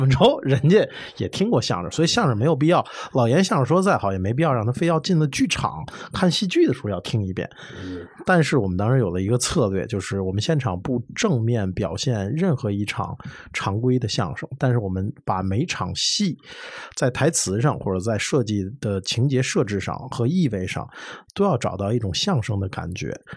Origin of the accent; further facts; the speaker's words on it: Beijing, China; 因为我是这块土地长起来的，是一骨子里的事儿